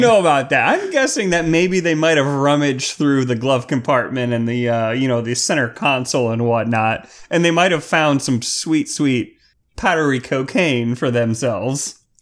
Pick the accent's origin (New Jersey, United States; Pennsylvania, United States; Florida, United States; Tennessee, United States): Florida, United States; Clearwater; near my hometown of Clearwater, Florida.